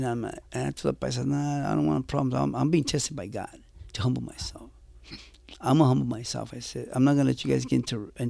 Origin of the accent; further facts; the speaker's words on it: Jalisco, Mexico; I tell the shot callers from the paisas, because I'm from Mexico. So yeah. I tell the paisas, hey, soy de Jalisco, pero no corro paisa. Soy cristiano.